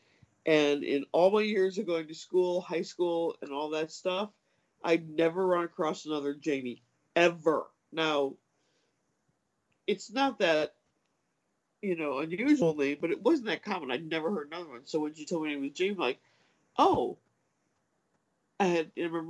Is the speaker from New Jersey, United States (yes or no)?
no; Des Plaines, Illinois, United States; Des Plaines is my hometown where I grew up